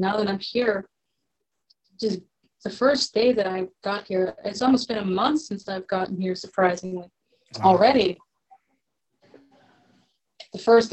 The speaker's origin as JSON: {"language": "English", "town": "Las Vegas", "region": "Nevada", "country": "United States", "moved": "as an adult", "lives_now": "New Orleans, United States", "said": "I'm from Las Vegas"}